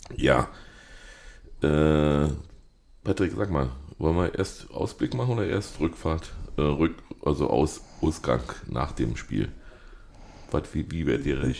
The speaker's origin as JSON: {"language": "German", "region": "Berlin", "country": "Germany", "said": "bei uns in Berlin"}